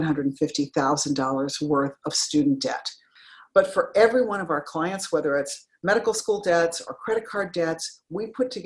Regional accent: Denver, Colorado, United States; I grew up in Denver, Colorado, went to undergrad and to law school there.

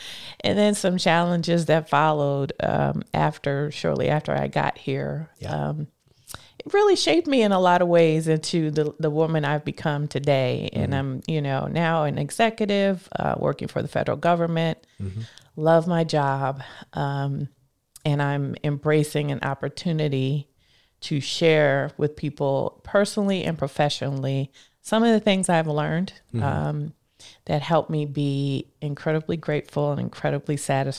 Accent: Scranton, Pennsylvania, United States; now in Washington, D.C., United States; I am a girl from Scranton, Pennsylvania, who grew up there, raised, born and raised, and then moved here to the D.C. area to go to college at Howard University at first.

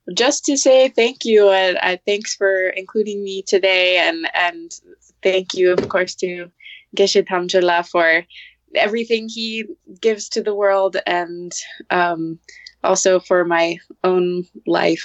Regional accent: Santa Fe, New Mexico, United States; it's also nice to be back in my hometown of santa fe

